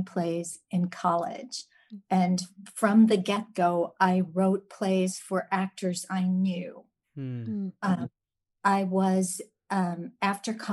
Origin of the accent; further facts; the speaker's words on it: Chicago, Illinois, United States; now in Houston, United States; I'm originally from Chicago and based in Houston